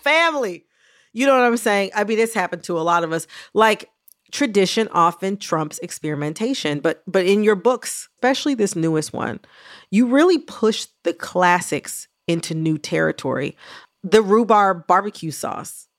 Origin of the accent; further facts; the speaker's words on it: Michigan, United States; also born or lived in Kentucky; I was born in Kentucky, even though I was raised in Michigan